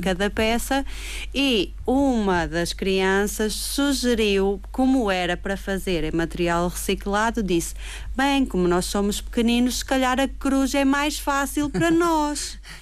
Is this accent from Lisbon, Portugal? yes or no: no; Madeira, Portugal; nós como madeirenses